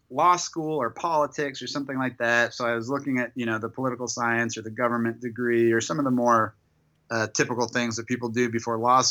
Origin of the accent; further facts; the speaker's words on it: Evergreen, Colorado, United States; moved away as an adult; also born or lived in New York City / Cambridge, Massachusetts; now in Los Angeles, United States; I was growing up in Colorado